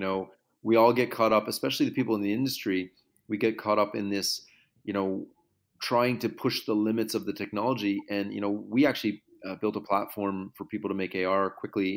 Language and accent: English; Canada; I'm Canadian